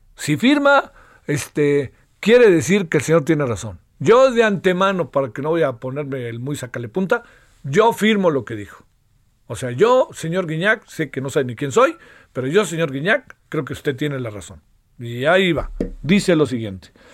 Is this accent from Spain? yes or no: no; Mexico